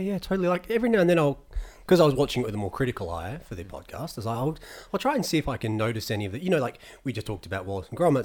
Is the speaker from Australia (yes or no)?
yes; Australia; growing up in Australia